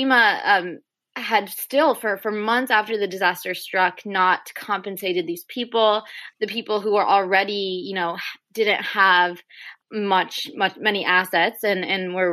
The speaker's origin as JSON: {"language": "English", "town": "Houston", "region": "Texas", "country": "United States", "said": "I'm from Houston"}